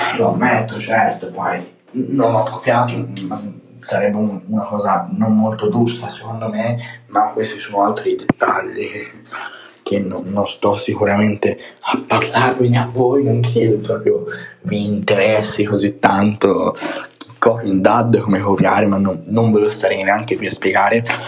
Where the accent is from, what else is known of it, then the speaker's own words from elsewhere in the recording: Tuscany, Italy; accent: Tuscan; sometimes Roman; sono toscano, ogni tanto mi parte l'accento anche romanesco